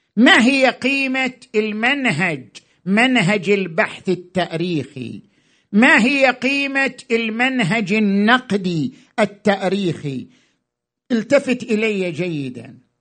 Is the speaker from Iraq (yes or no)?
yes; Iraq; احنا كمجتمع عراقي